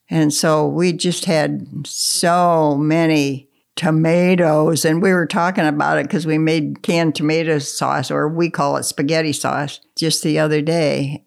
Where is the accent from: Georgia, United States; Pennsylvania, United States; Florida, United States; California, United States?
Pennsylvania, United States; Russell; also born or lived in Cable Hollow, Pennsylvania; I grew up in Russell